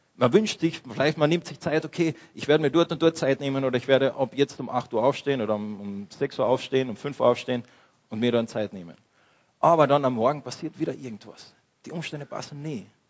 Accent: Austria; wir als Österreicher, als, als Christen in dieser westlichen Kultur

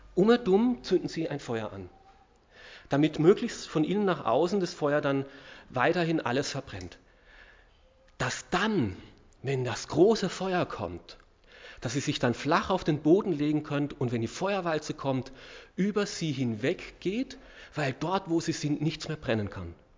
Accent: Austria; uns Österreichern

